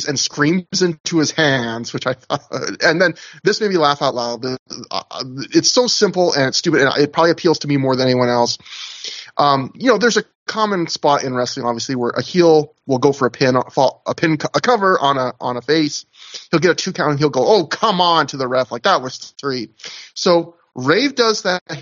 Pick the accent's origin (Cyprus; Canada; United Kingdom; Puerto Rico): Canada; as a Canadian